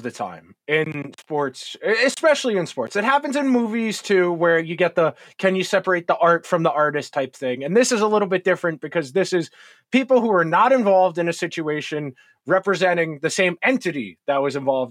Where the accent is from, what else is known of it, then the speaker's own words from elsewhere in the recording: United States; we're American